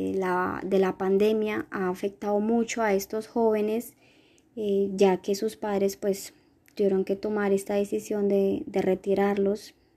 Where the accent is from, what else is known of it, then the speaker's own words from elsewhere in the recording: Paz de Ariporo, Casanare, Colombia; soy del municipio de Paz de Casanare